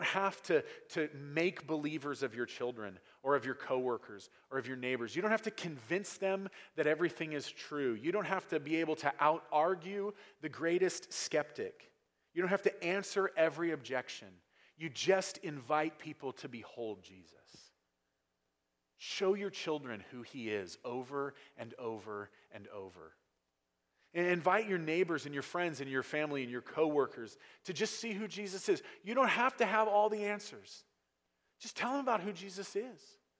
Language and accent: English; United States; in America, we learn very, very early on that freedom is a complete lack of restraint